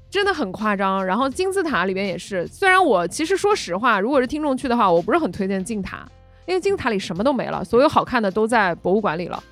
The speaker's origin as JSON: {"language": "Chinese", "region": "Guangdong", "country": "China", "said": "我们潮汕人"}